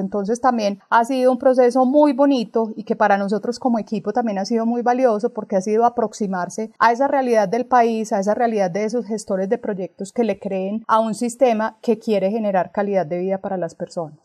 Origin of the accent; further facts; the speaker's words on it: Colombia; como colombianos